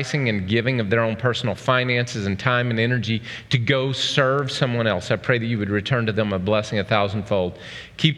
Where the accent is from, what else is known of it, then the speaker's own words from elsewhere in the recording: Oklahoma, United States; moved away; I grew up in Oklahoma.